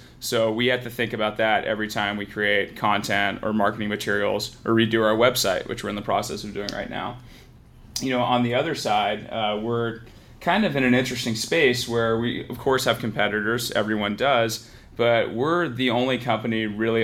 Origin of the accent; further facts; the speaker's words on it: San Francisco Bay Area, California, United States; I grew up here in the San Francisco Bay Area